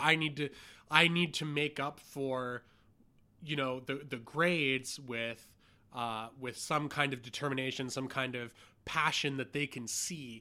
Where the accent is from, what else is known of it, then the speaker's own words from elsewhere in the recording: Hamilton, Ontario, Canada; And I grew up in Hamilton with a dad who was like a forklift driver.